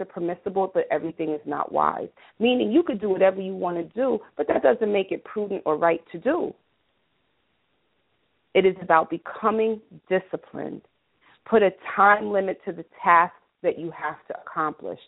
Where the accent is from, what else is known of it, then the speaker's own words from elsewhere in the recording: New York, United States; I'm an American, 212 New York, born, bred, and raised.